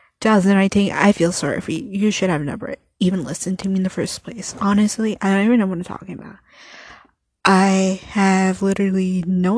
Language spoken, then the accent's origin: English; United States; I'm just a Mexican. My parents were born in Mexico. I was born here in the United States